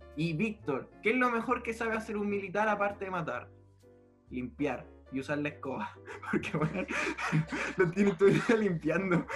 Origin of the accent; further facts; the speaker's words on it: Chile; me considero chileno